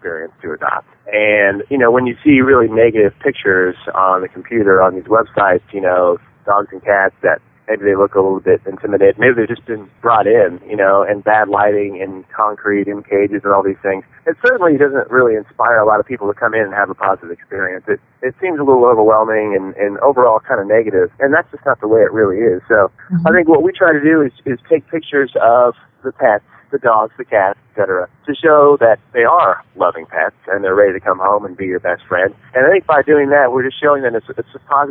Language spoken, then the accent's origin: English; Decatur, Illinois, United States; I grew up in Decatur, Illinois, with a little dachshund called Duchess